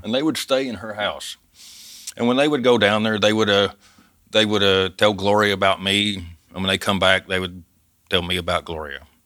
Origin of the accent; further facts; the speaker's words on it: Dover, Arkansas, United States; moved away; also born or lived in Bavaria, Germany; I grew up in the Ozarks, I grew up hunting